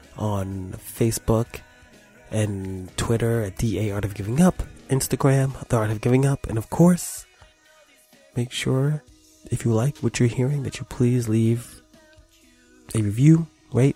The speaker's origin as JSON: {"language": "English", "town": "New York City", "region": "New York", "country": "United States", "said": "I come from New York City"}